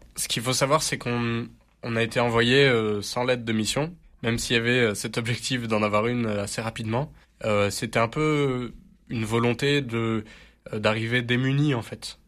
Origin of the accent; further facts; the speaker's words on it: Marseille, Provence-Alpes-Côte d'Azur, France; Alors moi, je suis Marseillais, et c'est vrai que je suis très fier d'être Marseillais.